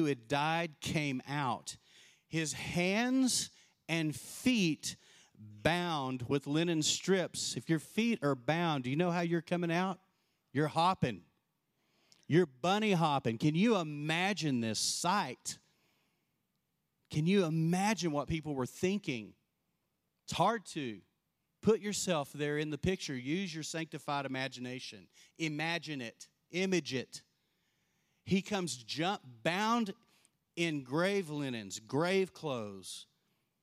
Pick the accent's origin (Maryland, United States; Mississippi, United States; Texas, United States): Texas, United States; I was born and raised in Texas